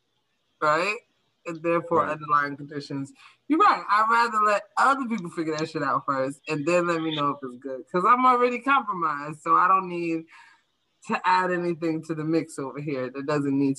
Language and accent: English; New York, United States; life as I knew it, like the basic day-to-day things were shifted for me as a New Yorker post 9/11